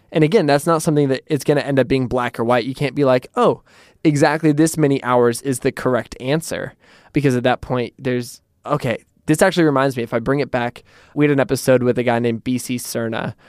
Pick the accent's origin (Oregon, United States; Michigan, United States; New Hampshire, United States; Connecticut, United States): Oregon, United States; Portland; in Portland, I'm from Portland, and in Portland, when people use an umbrella, you're like, oh, that's a tourist